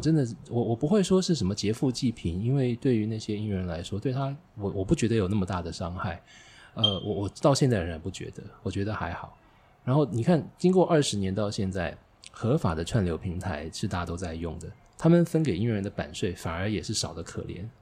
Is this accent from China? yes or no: no; Taiwan; 那么我在青春时代成长的过程，台湾是后解严时代